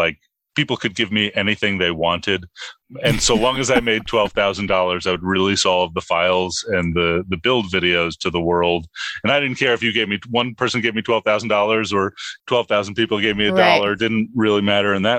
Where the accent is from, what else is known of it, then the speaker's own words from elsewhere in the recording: New York City, New York, United States; I grew up in the Bronx.